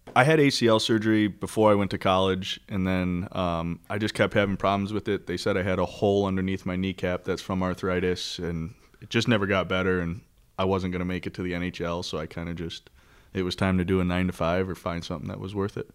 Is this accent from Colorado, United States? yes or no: no; Northville, Michigan, United States; I'm actually from Northville